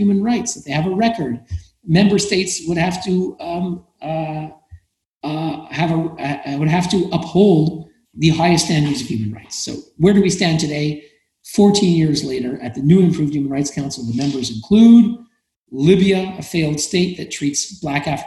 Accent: Canada; I'm Canadian. My country, Canada

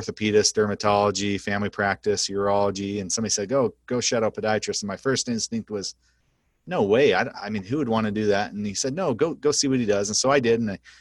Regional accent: Idaho, United States; moved away as an adult; also born or lived in Cleveland, Ohio / New Jersey / Oklahoma; now in North Platte, United States; I grew up in Idaho

